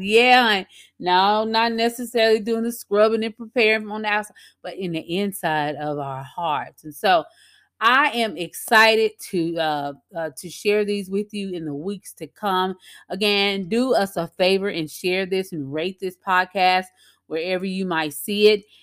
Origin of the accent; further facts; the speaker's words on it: Louisiana, United States; at a local cafe here in my hometown in Louisiana